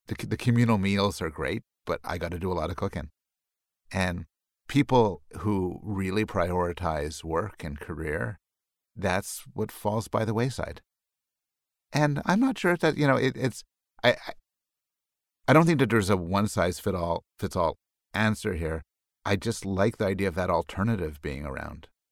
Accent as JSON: {"language": "English", "town": "Montreal", "region": "Quebec", "country": "Canada", "tie": "born or raised there", "said": "I was raised in Montreal"}